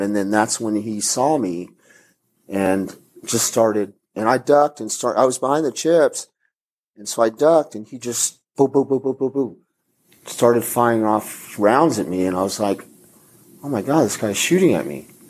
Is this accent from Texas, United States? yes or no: yes; El Paso, Texas, United States; I'm from El Paso and I know Spanish